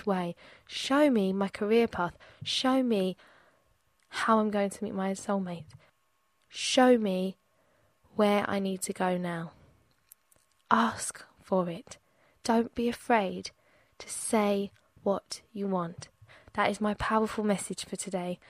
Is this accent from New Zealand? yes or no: no; England, United Kingdom; Growing up in England